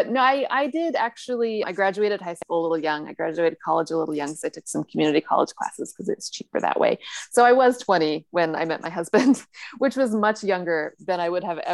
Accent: Northern California, United States; moved away as an adult; now in Japan; where I grew up in Northern California

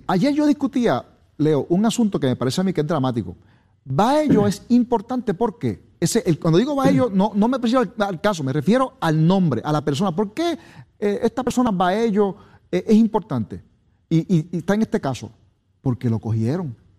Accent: Puerto Rico; yo soy puertorriqueño, orgulloso de ser puertorriqueño

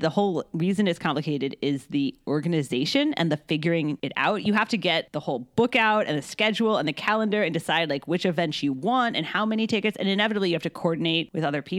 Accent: United States

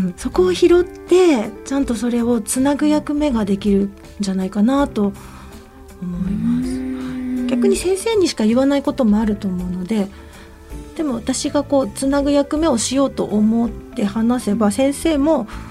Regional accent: Shinjo, Yamagata, Japan; born or raised there; also born or lived in Sendai

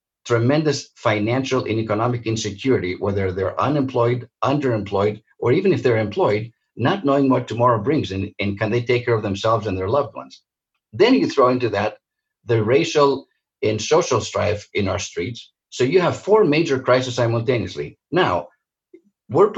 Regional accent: Santa Monica, California, United States; also born or lived in Greece; I'm Greek by birth, but I grew up in Santa Monica, a beautiful seaside resort outside

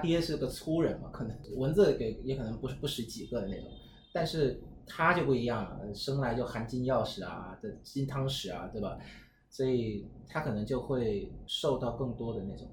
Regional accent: Vietnam; 我们越南人

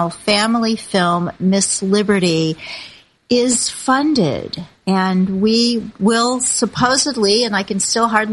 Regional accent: Kansas City, Missouri, United States; moved away; I still see Main Street in Kansas City, my hometown, where I just spent the past week

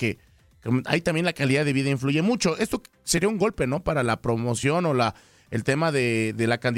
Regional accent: Mexico City, Mexico; como buen chilango con queso va las quesadillas

